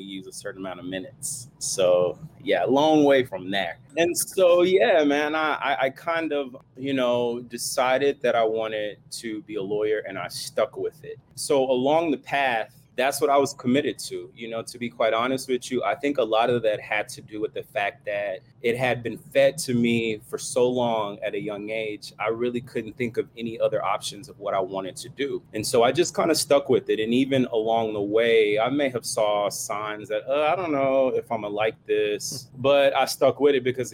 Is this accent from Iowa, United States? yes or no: no; Fort Worth, Texas, United States; now in Maryland, United States; Coming from the South, I'm originally from Fort Worth, Texas